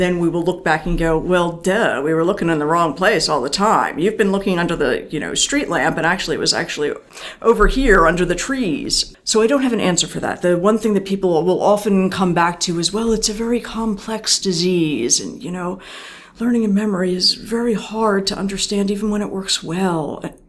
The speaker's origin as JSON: {"language": "English", "area": "outside of Philadelphia, Bucks County", "region": "Pennsylvania", "country": "United States", "tie": "born or raised there", "said": "i grew up outside of philadelphia"}